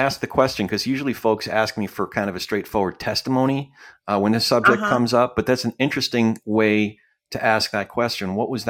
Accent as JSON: {"language": "English", "region": "New Jersey", "country": "United States", "tie": "born or raised there", "said": "And then by the time I was six, we moved out to Central New Jersey. So I grew up mostly in New Jersey. And you're probably way too young for this, but if you've ever heard the song … that's actually my hometown."}